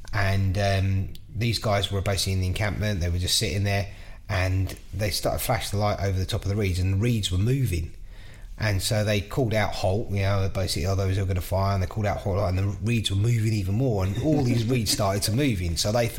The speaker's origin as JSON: {"language": "English", "region": "London", "country": "United Kingdom", "tie": "born or raised there", "also_born_or_lived": "Spain", "said": "That's where I was born in Kensington."}